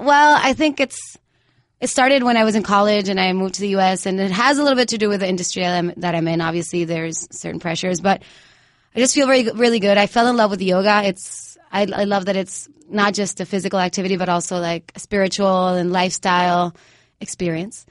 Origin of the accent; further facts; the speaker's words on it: Mayagüez, Puerto Rico; moved away; Right now, I'm living in Mayagüez, in Puerto Rico again, my hometown.